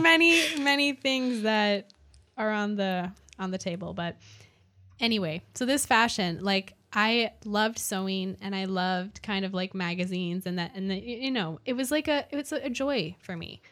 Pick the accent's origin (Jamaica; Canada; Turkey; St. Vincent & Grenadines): Canada; now in Austin, United States; so I'm from Canada